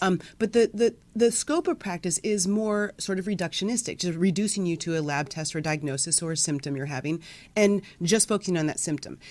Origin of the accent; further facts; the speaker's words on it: Midwest, United States; now in California, United States; I grew up in the Midwest, the daughter of two pharmacists